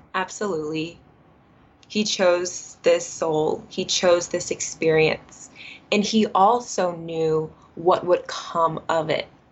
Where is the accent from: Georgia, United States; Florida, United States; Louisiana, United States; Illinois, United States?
Georgia, United States; Atlanta; I was actually born and raised in Atlanta, Georgia